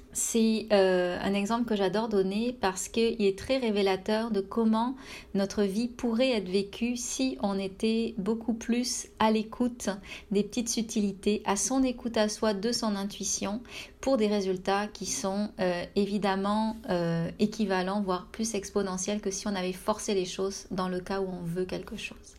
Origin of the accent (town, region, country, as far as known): France; moved away as an adult; now in Canada